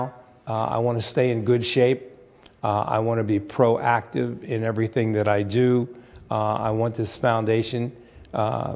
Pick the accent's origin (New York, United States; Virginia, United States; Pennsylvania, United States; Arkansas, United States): Pennsylvania, United States; Bryn Mawr; moved away as an adult; also born or lived in Berwyn, Pennsylvania; I'm from Bryn Mawr, Pennsylvania, obviously local yokel